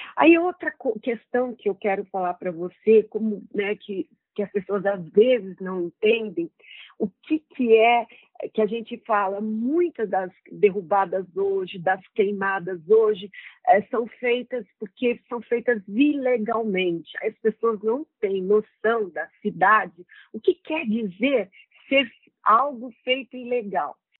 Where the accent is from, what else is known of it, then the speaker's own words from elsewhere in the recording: Rondônia, Brazil; lá no meu estado